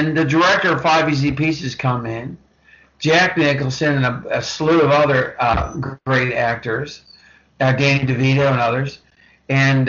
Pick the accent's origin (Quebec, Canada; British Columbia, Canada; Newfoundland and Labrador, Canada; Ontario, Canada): British Columbia, Canada; Vancouver; I grew up in Vancouver. I grew up in British Columbia, Canada